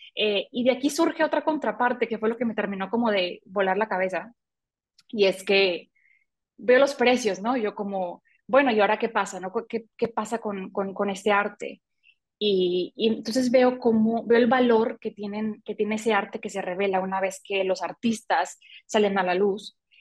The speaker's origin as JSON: {"language": "Spanish", "town": "Mazatlán", "region": "Sinaloa", "country": "Mexico", "also_born_or_lived": "Mexico City", "said": "soy mexicana, vivo en México, en eh, una ciudad que se llama Mazatlán, de aquí soy."}